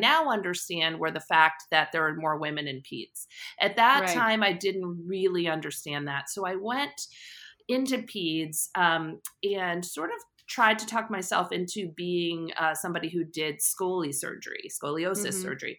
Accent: Short Hills, New Jersey, United States; So I'm a Jersey girl. I grew up in Short Hills, New Jersey.

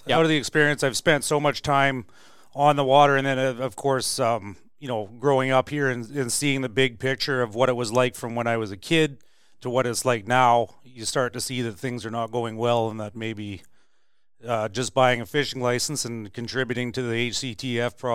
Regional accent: Prince George, British Columbia, Canada; born and raised in Prince George.

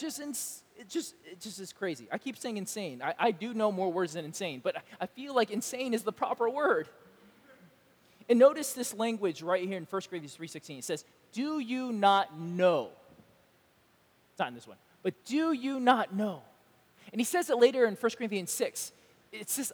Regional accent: Georgia, United States; moved away; also born or lived in California; people who are from the South like myself. I'm actually from Georgia, and sometimes I'm from California, depending on the situation.

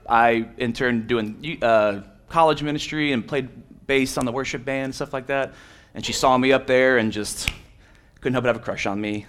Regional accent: Miami, Florida, United States; moved away; I'm from Miami, Florida, other side of the coast, but basically the same

